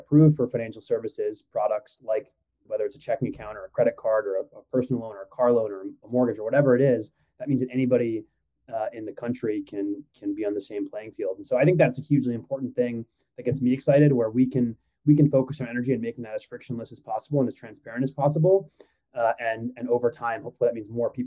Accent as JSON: {"language": "English", "region": "Midwest", "country": "United States", "tie": "born or raised there", "also_born_or_lived": "Iran", "said": "was born in Iran, and my parents moved here when I was very young, moved to the Midwest, and, you know, kind of grew up in a modest, maybe lower middle class environment"}